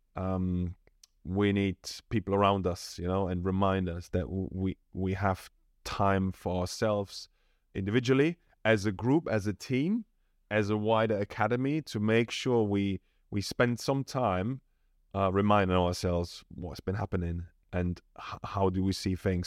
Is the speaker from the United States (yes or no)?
no; Germany; moved away as an adult; now in London, United Kingdom; I come from Germany, really decent background. I was supported throughout my, you know, whole youth